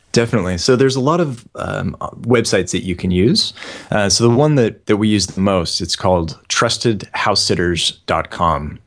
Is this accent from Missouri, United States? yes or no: no; San Francisco Bay Area, California, United States; moved away; also born or lived in Sydney, Australia; I'm originally from the San Francisco Bay Area